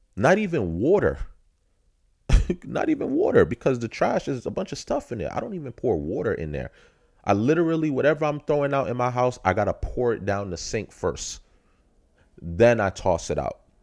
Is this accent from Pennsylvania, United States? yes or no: no; New York City, New York, United States; I'm from Brook, Brooklyn, New York